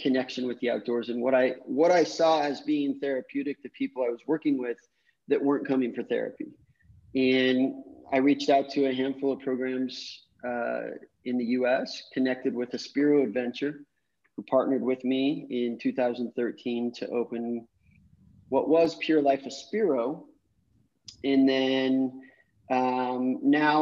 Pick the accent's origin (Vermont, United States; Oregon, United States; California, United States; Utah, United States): Utah, United States; Salt Lake City; moved away as an adult; now in Costa Rica; I'm from Salt Lake City, Utah, grew up doing a lot of outdoor activities